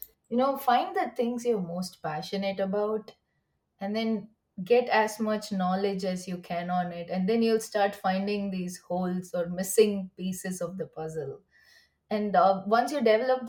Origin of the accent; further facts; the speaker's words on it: India; moved away as an adult; also born or lived in University of Washington, Seattle, United States; now in United States; I come from India